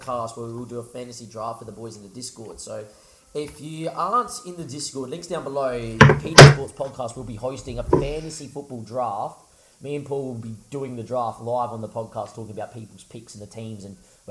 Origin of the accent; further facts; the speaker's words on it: Australia; we're Australian